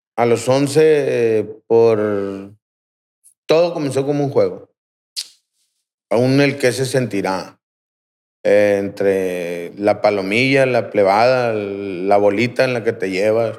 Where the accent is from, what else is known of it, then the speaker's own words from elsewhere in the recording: Aguaruto, Sinaloa, Mexico; Yo soy de Aguaruto, en, la, colonia Miguel Hidalgo. Ahí crecí